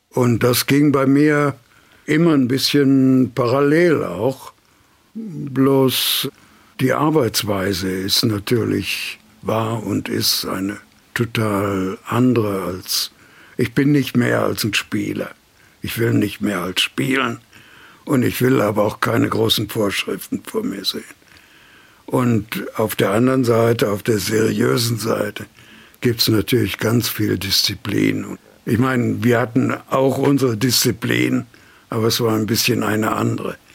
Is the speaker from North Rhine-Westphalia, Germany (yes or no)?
yes; Remscheid, North Rhine-Westphalia, Germany; Als ich noch in Remscheid, in meiner Heimatstadt, zur Schule ging, habe ich Dixieland und Swingen gespielt versucht, schlecht genug.